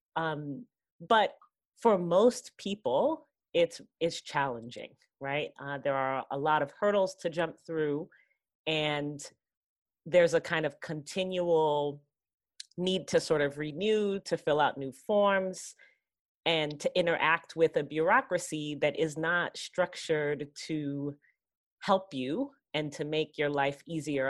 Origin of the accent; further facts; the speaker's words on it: New York City, New York, United States; I grew up in Queens, in New York City